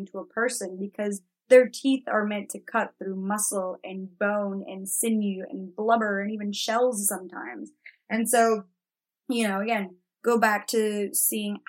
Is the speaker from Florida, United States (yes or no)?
yes; Florida, United States; also born or lived in Mexico; I grew up partly in Florida and we've got gators there